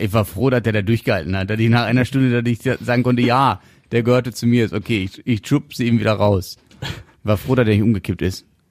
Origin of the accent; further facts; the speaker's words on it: Germany; wir Deutschen